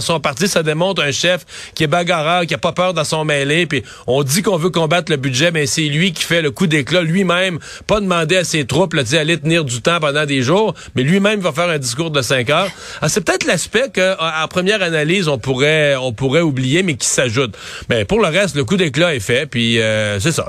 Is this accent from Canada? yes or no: yes; Quebec, Canada; chez nous au Québec